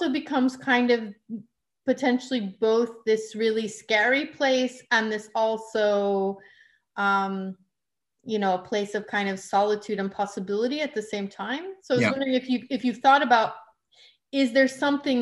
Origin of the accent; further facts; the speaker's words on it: West Texas, United States; moved away; I grew up in the desert. So I'm from West Texas originally.